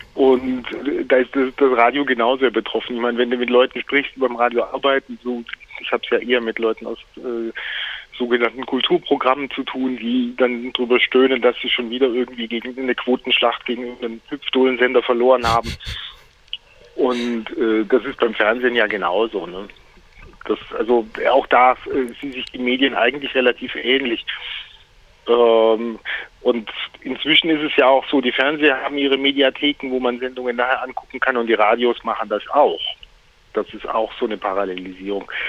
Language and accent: German; Heidenheim, Baden-Württemberg, Germany; moved away; Ich bin gerade im wunderschönen Heidenheim auf der Schwäbischen Alb. Das ist mein Geburtsort